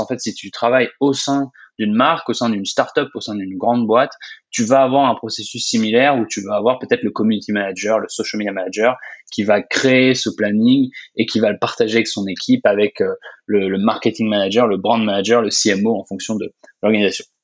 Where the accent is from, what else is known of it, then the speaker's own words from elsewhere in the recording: Orléans, Centre-Val de Loire, France; also born or lived in Grenoble / Ottawa, Canada; je suis français, je, suis né à Orléans